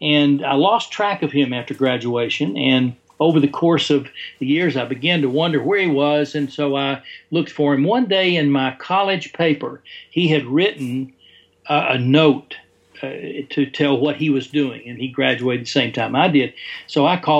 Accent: Tennessee, United States; back where I was raised in Tennessee

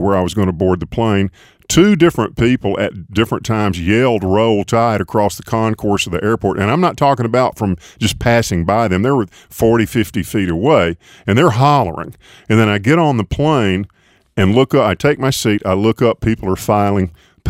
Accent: Tuscaloosa, Alabama, United States; I was from Tuscaloosa, Alabama

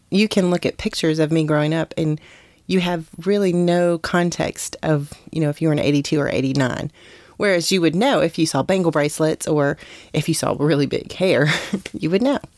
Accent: West Virginia, United States; where I grew up in West Virginia

